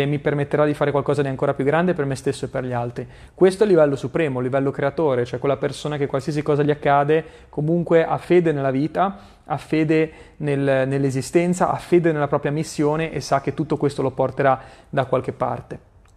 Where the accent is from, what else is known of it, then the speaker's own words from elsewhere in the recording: Genoa, Liguria, Italy; La prima volta che sono andato nella casa dove mi ero trasferito a Genova avevo tipo dieci anni